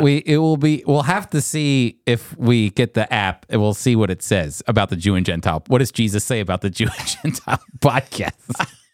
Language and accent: English; United States; as an American